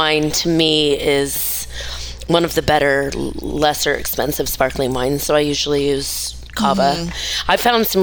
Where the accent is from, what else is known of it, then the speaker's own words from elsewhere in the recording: North Idaho, United States; we're from North Idaho